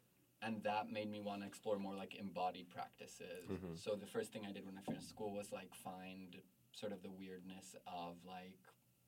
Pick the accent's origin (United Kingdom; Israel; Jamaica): Israel; Jerusalem, Jerusalem District; I grew up in Jerusalem and society sort of viewed me as like a boy.